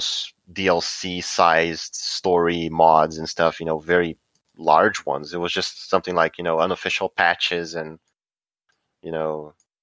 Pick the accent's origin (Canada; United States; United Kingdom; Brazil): Brazil; English is a second language